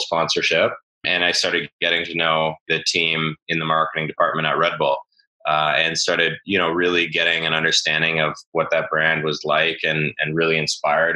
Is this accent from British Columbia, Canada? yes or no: yes; Vernon, British Columbia, Canada; growing up in Vernon. You know, for those who don't know, it's in the interior of BC